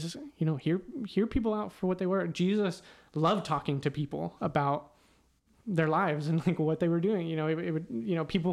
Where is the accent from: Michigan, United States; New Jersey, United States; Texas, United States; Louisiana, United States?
Texas, United States; Weatherford; now in Houston, United States; Houston is a very different place than where I grew up in Weatherford.